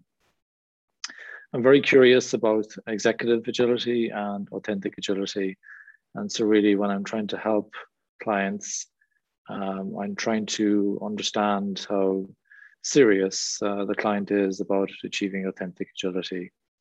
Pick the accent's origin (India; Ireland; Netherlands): Ireland; accent: Irish; now in England; As you can probably tell from my accent, I'm from Ireland. I live in England.